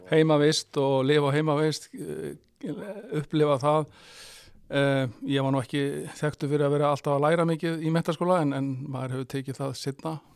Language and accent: Icelandic; Rif, Western Region, Iceland; ég fattur uppalinn á Snæfisnesi og ég er snæfyllingur og ég er mjög stoltur af því, ég er rifsari